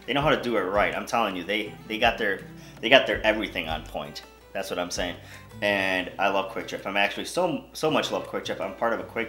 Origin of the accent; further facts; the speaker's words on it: India; Why, just because I'm Indian?